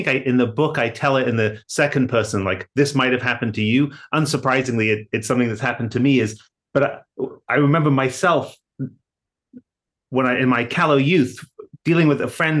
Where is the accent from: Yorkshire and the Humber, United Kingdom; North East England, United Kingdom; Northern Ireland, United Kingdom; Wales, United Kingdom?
Yorkshire and the Humber, United Kingdom; Hull; moved away as an adult; now in Massachusetts, United States; I grew up in Hull in England and came to the US for grad school